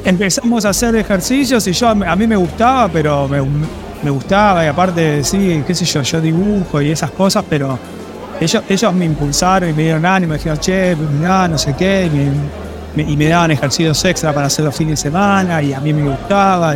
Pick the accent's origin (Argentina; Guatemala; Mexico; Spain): Argentina; moved away as an adult; also born or lived in London; siendo argentino